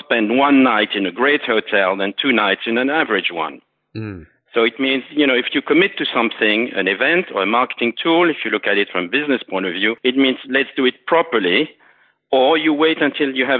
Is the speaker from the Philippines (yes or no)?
no; Alsace, Grand Est, France; my father and myself, we grew up in Alsace, which is really Bugatti country